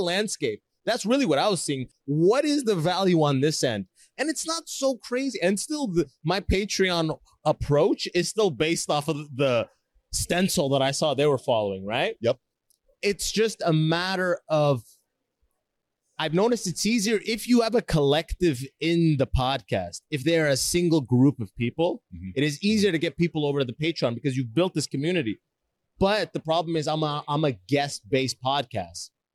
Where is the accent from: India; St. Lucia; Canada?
Canada; also born or lived in Sudan / Toronto, Canada; I moved to Canada when I was six